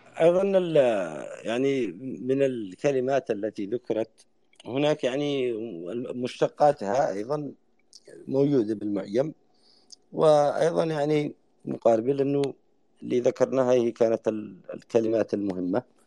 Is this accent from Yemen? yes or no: yes; Yemen; accent: Yemeni dialect; احنا بلهجتنا اليمن